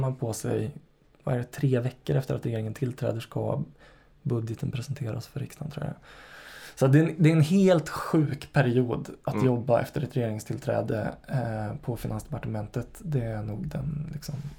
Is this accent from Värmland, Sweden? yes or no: yes; Karlstad, Värmland, Sweden; moved away; När du och jag växte upp i Karlstad